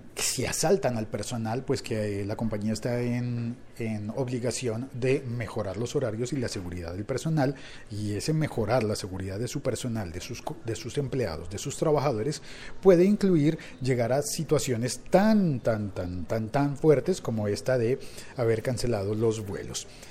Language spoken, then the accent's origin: Spanish; Colombia; mi país, en Colombia